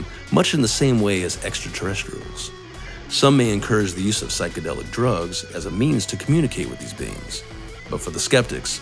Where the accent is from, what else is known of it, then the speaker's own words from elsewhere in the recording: Arizona, United States; my home state